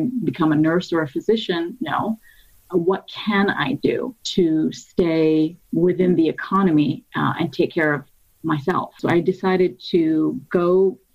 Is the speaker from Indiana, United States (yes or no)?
no; Cleveland, Ohio, United States; I grew up in Cleveland, Ohio, since the age of 3.